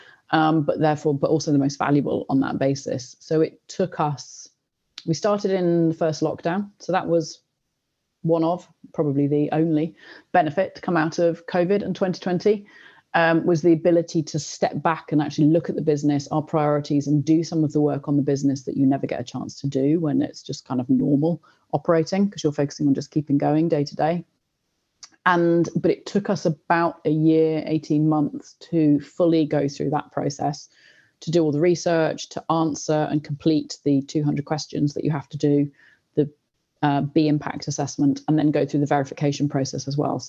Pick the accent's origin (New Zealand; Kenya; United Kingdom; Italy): United Kingdom; Oxford, South East England; I grew up in Oxford. I was at school here.